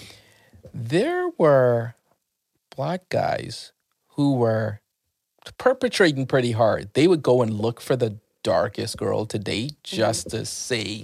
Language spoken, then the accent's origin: English; Bahamas; I grew up in the Bahamas where it's like 80% black, 20% white.